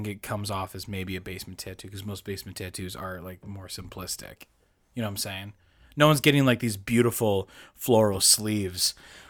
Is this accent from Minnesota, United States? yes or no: no; Chicago, Illinois, United States; I'm from Chicago. Way back.